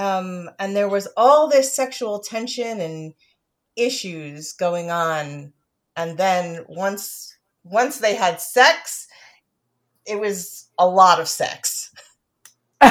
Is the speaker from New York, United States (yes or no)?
no; South Brunswick, New Jersey, United States; moved away; I'm from South Brunswick.